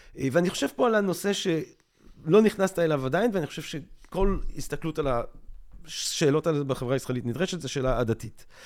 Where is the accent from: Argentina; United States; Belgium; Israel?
Belgium; Antwerp, Flanders; moved away; אמנם אני לא גדלתי חרדי, אבל גדלתי בשכונה החרדית של אנטוורפן